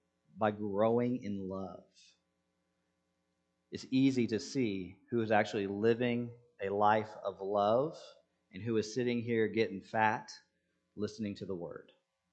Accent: Senegal; English is a second language; Now, I grew up in Senegal, and people have attempted to dupe me before.

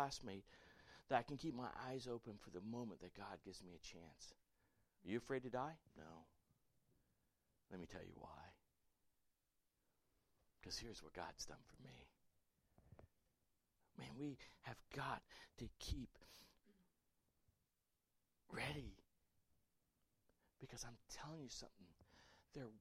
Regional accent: Port Charlotte, Florida, United States; I grew up in Port Charlotte, Florida as a little kid

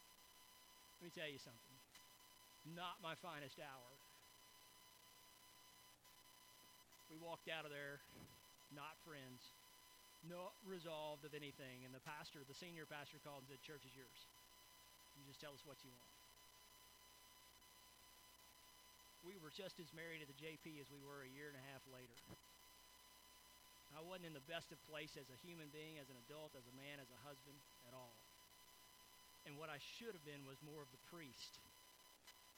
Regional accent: United States

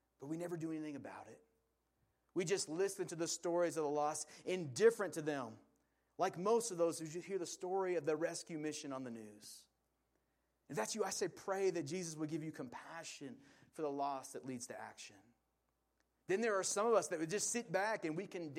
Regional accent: Portland, Oregon, United States; I grew up in Portland, Oregon

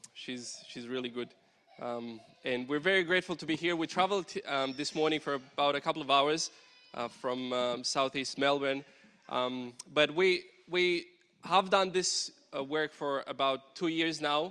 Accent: Romania; now in Victoria, Australia; Growing up in Romania

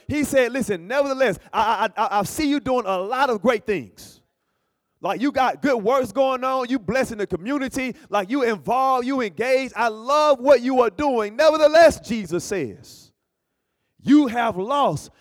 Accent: Alabama, United States; moved away; also born or lived in Berrien Springs, Michigan; I'm from Alabama

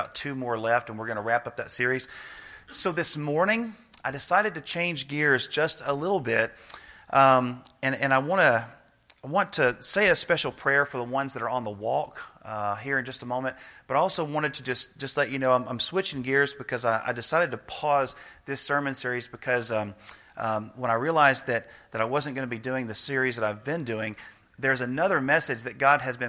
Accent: Nashville, Tennessee, United States; now in Snyder, United States; I grew up in Nashville, which is, a really, really big city

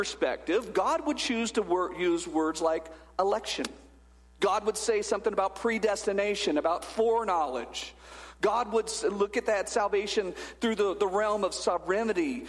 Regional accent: Bakersfield, California, United States; I was born in Bakersfield, California in 1974

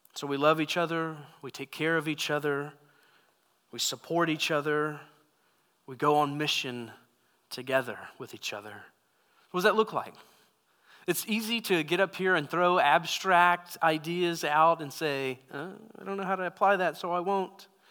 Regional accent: United States; as American Christians

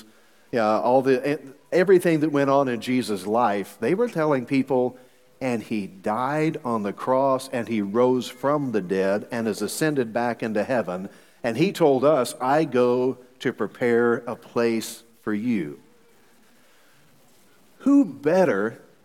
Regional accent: Missouri, United States; I'm from Missouri. So in Missouri, we've got three different ways of saying y'all

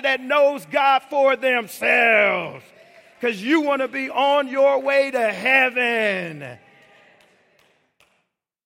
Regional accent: Chicago, Illinois, United States; I grew up in Chicago

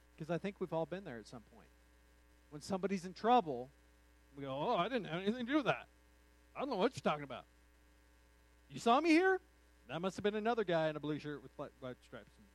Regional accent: United States; also born or lived in New Mexico / Texas; now in Colorado, United States; I've spent uh, all of my formative years in New Mexico and Texas

